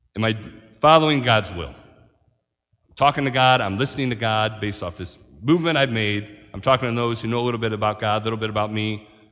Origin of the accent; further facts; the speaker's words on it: Marion, United States; moved away; I'm from Marion. I gotta come see my mom every once in a while